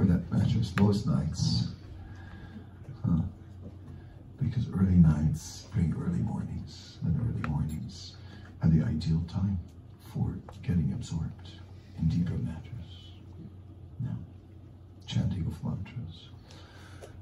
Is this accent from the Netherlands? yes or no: yes; Amsterdam, North Holland, Netherlands; I'm from, not from New York, I'm from Amsterdam